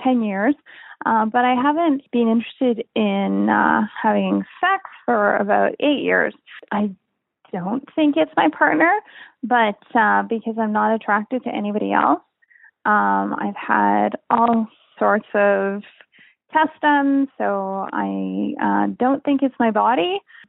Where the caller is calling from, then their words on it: Canada; I'm calling from Canada.